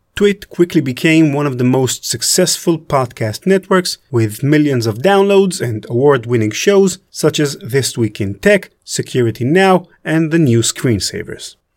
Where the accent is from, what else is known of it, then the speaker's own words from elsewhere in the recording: Israel; I'm from Israel